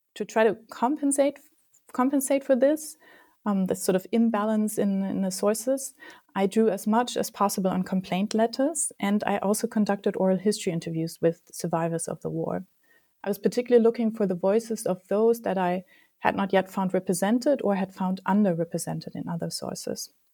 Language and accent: English; Germany; moved away as an adult; also born or lived in United States; I grew up in Germany